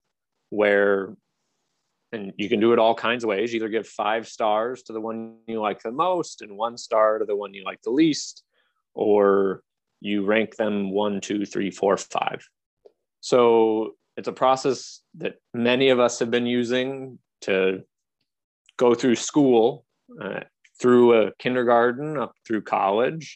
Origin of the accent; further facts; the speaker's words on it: Santa Cruz Mountains, California, United States; also born or lived in Morocco; now in San Jose, United States; I grew up in the Santa Cruz Mountains